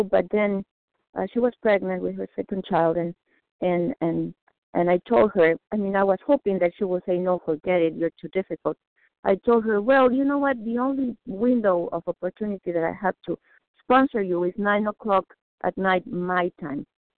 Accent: Mexico; moved away; I was born in Mexico. I know what Mexican pesos mean.

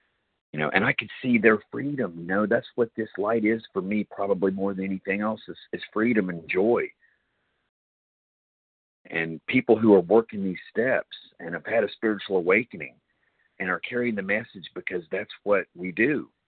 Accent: Cary, North Carolina, United States; I am a recovered compulsive overeater. Indeed, I am from Cary, North Carolina, also about a mile down the road from Ken.

